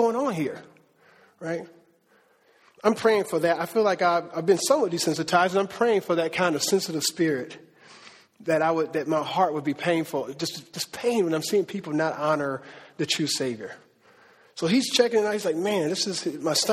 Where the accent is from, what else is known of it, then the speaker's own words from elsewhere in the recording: Cleveland, Ohio, United States; I'm from Cleveland